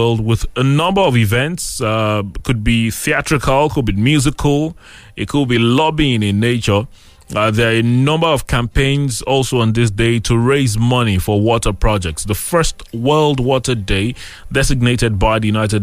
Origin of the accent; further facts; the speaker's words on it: Abeokuta, Ogun State, Nigeria; I grew up here in Abeokuta